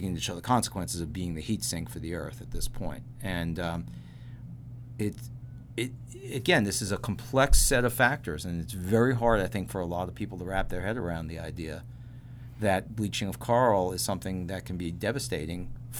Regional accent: California, United States; I mean, I grew up in California, but I lived in California for 10 years, and there was a lot of tomato growing around the area where I lived in Central Valley.

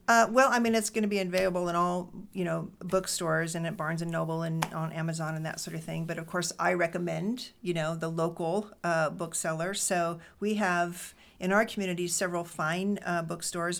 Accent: Fresno, California, United States; now in Des Moines, United States; my mom was a Korean American woman who was born in the Bay Area and then um, raised um, us in Fresno

